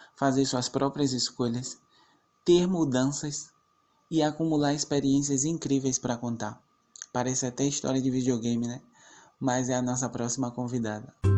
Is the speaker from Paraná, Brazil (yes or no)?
no; Salvador, Bahia, Brazil; sou de Salvador, Bahia